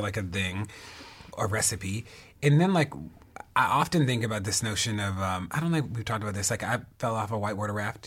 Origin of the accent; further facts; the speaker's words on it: Baltimore, Maryland, United States; Baltimore, my hometown and the place that I live in.